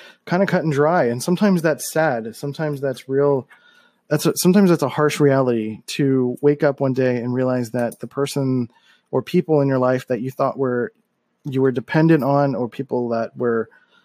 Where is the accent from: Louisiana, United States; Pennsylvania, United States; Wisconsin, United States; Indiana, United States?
Pennsylvania, United States; Philadelphia; moved away as an adult; I grew up in Philadelphia